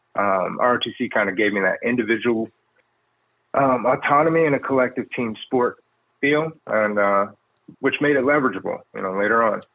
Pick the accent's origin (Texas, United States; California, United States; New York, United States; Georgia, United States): Georgia, United States; Decatur; I grew up in Decatur, Georgia.